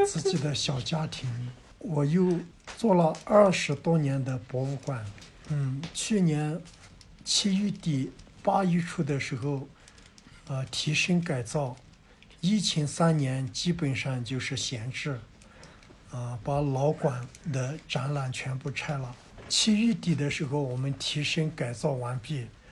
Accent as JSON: {"language": "Chinese", "country": "China", "tie": "born or raised there", "said": "我是土生土长的卢克夫摩梭人"}